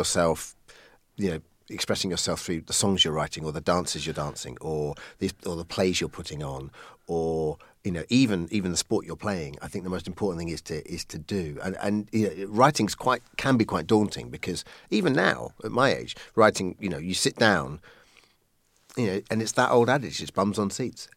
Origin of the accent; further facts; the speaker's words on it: Colchester, East of England, United Kingdom; now in London, United Kingdom; I was born in Colchester from, uh, Irish stock